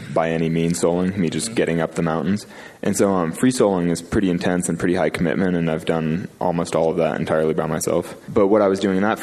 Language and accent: English; California, United States; I grew up in California